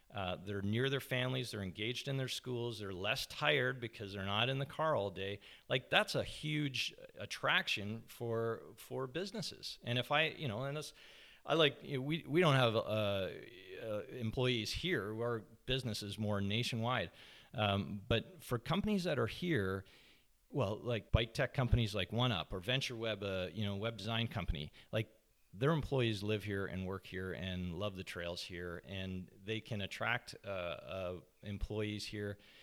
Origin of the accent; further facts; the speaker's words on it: Toronto, Ontario, Canada; moved away as an adult; now in Squamish, Canada; I grew up in Scarborough, uh, just outside, on the outskirts of Toronto